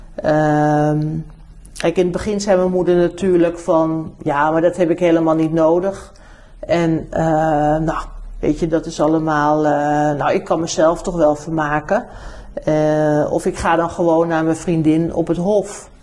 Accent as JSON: {"language": "Dutch", "town": "Amsterdam", "region": "North Holland", "country": "Netherlands", "tie": "born or raised there", "also_born_or_lived": "New Zealand", "said": "Dus wij zijn echt Amsterdammers. We zijn vanaf eh, hè, al die, dat we in Nederland kwamen, heb ik gewoon altijd in Amsterdam gewoond."}